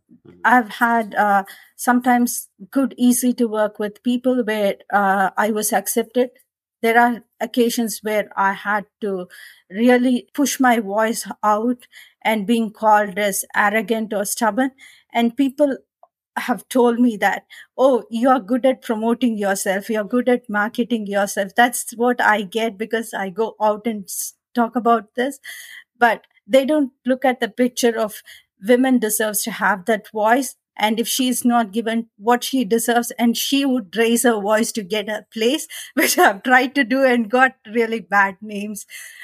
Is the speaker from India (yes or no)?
yes; India; English is a second language; moved away as an adult; also born or lived in Australia; now in United States; coming from India, my accent is different. I was able to some extent try to, I don't say I got the Australian accent, but I was able to get the pronunciations right, and then moved to US